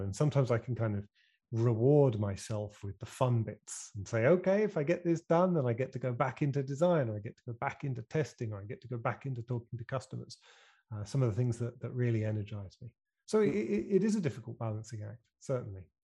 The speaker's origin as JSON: {"language": "English", "country": "United Kingdom", "accent": "British", "said": "my funny British accent"}